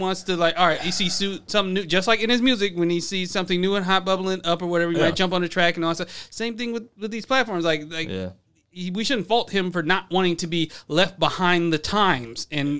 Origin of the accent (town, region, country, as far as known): United States